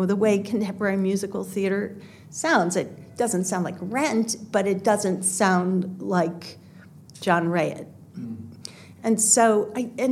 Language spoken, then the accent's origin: English; Midwest, United States; I'm from the Midwest and we didn't get to the theater a lot